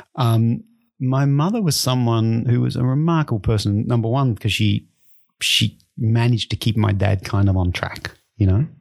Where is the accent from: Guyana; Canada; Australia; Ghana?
Australia; moved away as an adult; also born or lived in Japan / London; now in Belgium; I grew up in Australia and, and really in a in a rural uh, farming area in Australia